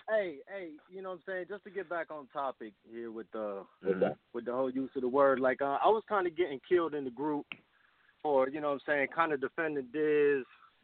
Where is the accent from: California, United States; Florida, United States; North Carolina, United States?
Florida, United States; Miami; also born or lived in Brooklyn, New York / Costa Rica (family); My family's from Costa Rica. My father is black. My mother is Native Central American. I was born in Brooklyn. I grew up in Miami